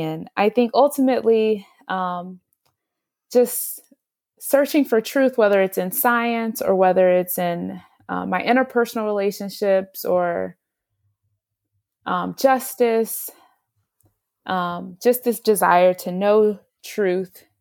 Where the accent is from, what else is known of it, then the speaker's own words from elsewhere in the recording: Houston, Texas, United States; moved away as an adult; now in New Jersey, United States; I grew up in Houston